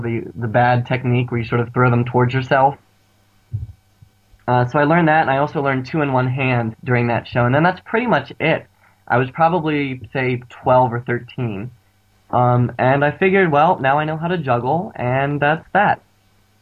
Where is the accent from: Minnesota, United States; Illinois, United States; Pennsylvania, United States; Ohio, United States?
Pennsylvania, United States; Pittsburgh; I'm from Pittsburgh, Pennsylvania, which is on the east coast of the U.S.